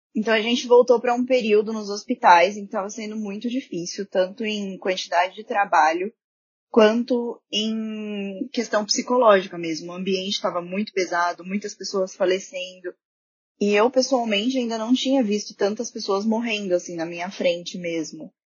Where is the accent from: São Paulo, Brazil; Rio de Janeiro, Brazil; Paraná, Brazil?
São Paulo, Brazil; Marília; moved away as an adult; now in Santo André, Brazil; eu sou de Marília, que é uma cidade no interior de São Paulo, e atualmente eu moro em Santo André